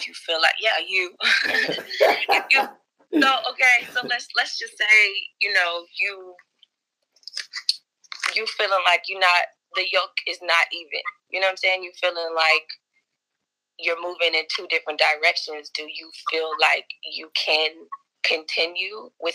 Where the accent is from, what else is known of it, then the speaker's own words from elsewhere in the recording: Dallas, Texas, United States; now in Austin, United States; I'm from Dallas.